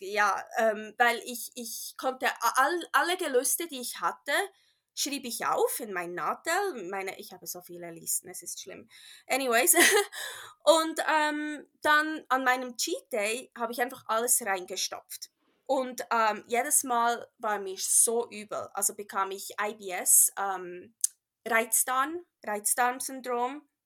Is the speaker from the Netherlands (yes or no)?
no; Bern, Switzerland; accent: Swiss / Bernese German; first language Bernese German; German is a second language; also born or lived in California; now in Reno, United States; ich bin ja in der Schweiz aufgewachsen